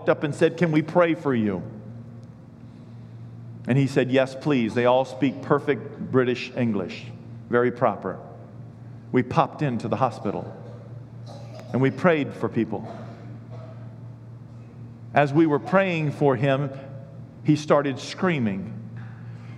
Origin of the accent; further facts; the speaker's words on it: Richmond, Kentucky, United States; I'm from Kentucky